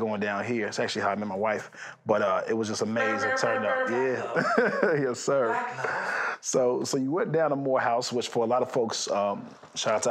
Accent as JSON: {"language": "English", "country": "Nigeria", "said": "I'm Nigerian"}